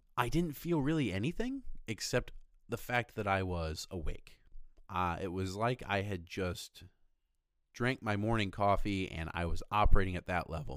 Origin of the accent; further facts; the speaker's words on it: Fort Recovery, Ohio, United States; moved away as an adult; also born or lived in Rochester, Michigan; I was originally from Ohio, grew up most of my life in Fort Recovery, Ohio